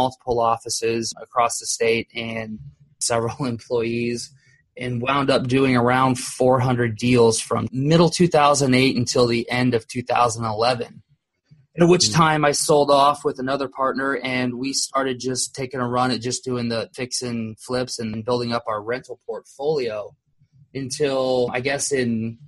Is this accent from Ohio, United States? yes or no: yes; Columbus, Ohio, United States; born there; now in Orlando, United States; Originally, I was born in Columbus, Ohio. I've lived in Orlando, Florida for, I guess, roughly 30 years now.